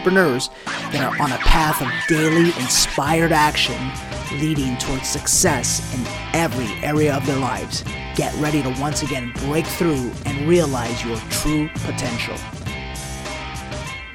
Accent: New York City, New York, United States; moved away; New York City, my hometown

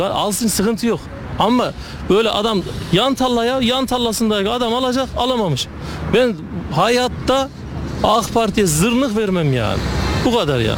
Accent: Kayseri, Kayseri Province, Turkey; ben e, Kayseri'nin Koca Sinan tarafında Yüreğil köyünde köyündenim.

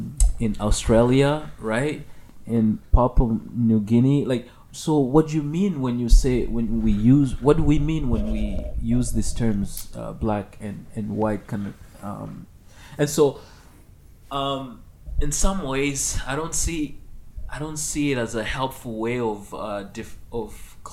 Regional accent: Canada; I've started using that frequently when I grew up in the West, in Canada, right?

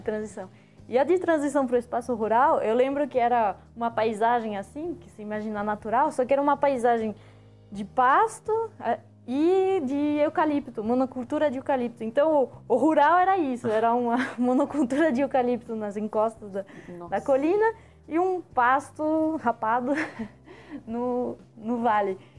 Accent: France; now in Brazil; quando eu cheguei no Brasil, que eu sou francesa

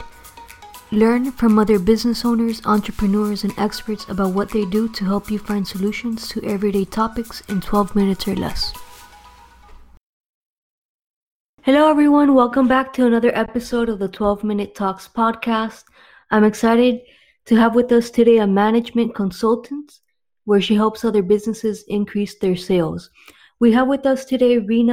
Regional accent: Miami, Florida, United States; I'm from Miami

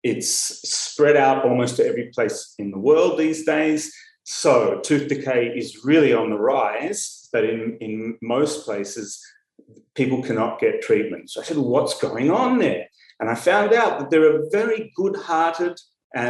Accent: Melbourne, Victoria, Australia; moved away as an adult; now in Tel Aviv, Israel; I grew up in Melbourne, in Australia, and I studied dentistry at the University of Melbourne

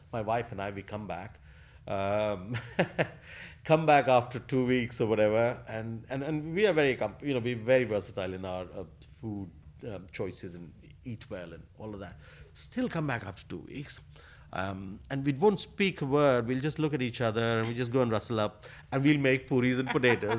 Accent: Asansol, West Bengal, India; now in London, United Kingdom; growing up in Asansol

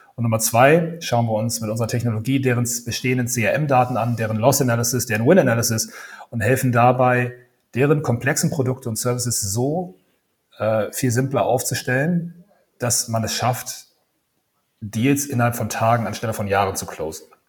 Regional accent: Kiel, Schleswig-Holstein, Germany; accent: North German; moved away as an adult; also born or lived in Copenhagen, Denmark / Dublin, Ireland / South Africa; now in Berlin, Germany; Ich bin Norddeutscher, ich bin Kieler. Das hört man teilweise so an meiner Stimme

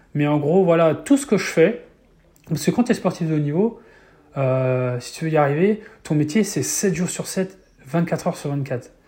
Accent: Mayenne, Pays de la Loire, France; je suis fils d'agriculteur, j'ai jamais pris l'avion à l'époque, je suis jamais sorti trop de, de, la Mayenne ou des Pays de la Loire

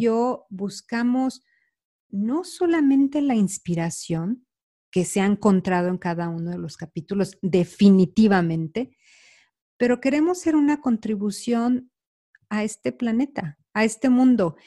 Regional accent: Mexico; moved away; Carla y yo, bueno, somos mexicanas

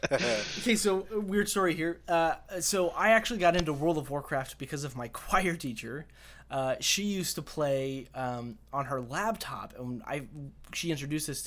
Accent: Colorado, United States; I'm actually from Colorado

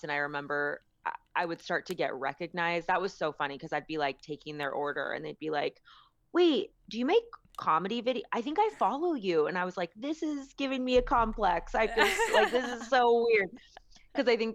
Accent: San Mateo, California, United States; moved away as an adult; also born or lived in San Luis Obispo; now in Los Angeles, United States; I grew up in San Mateo, and it was never like cool

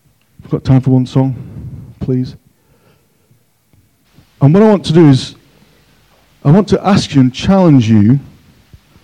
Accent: Yorkshire and the Humber, United Kingdom; now in Cockermouth, United Kingdom; I'm a Yorkshireman.

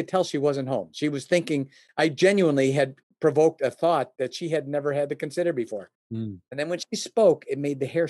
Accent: Oak Brook, Illinois, United States; I was born and raised in the Chicagoland area, specifically around the Oak Brook area

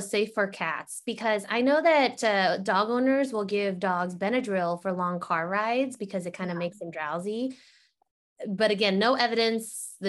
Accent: San Antonio, Texas, United States; moved away; this little town outside of San Antonio, part of San Antonio, Lila and I were born in the same place because I was born in San Antonio too.

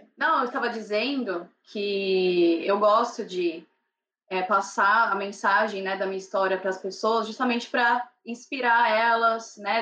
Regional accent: São Paulo, Brazil; moved away as an adult; now in Ireland; eu sou de São Paulo capital, nasci e cresci em São Paulo

